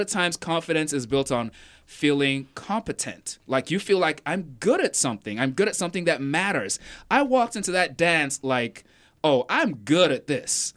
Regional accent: Nigeria; now in Raleigh, United States; I did grow up in Nigeria, and growing up, I was sort of a very shy, introverted kid

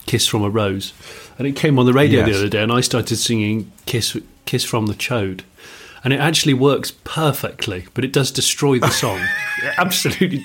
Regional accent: West Country, South West England, United Kingdom; moved away; when I grew up in the West Country

